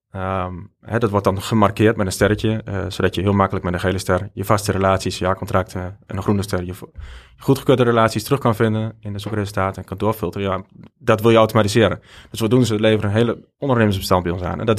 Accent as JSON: {"language": "Dutch", "country": "Belgium", "said": "En ja, als Belg toch wel wat klanten kreeg."}